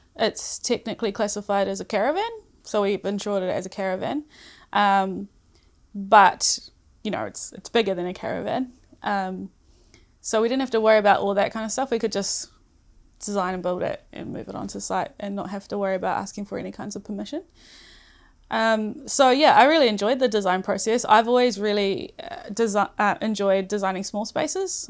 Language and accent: English; Rotorua, Bay of Plenty, New Zealand; also born or lived in Auckland; now in Whangarei, New Zealand; I come from Rotorua, born and bred in Rotorua